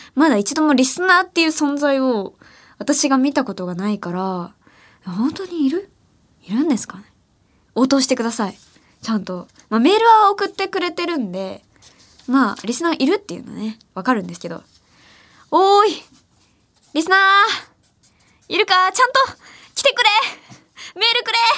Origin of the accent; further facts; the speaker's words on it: Ehime, Japan; now in Tokyo, Japan; 私愛媛出身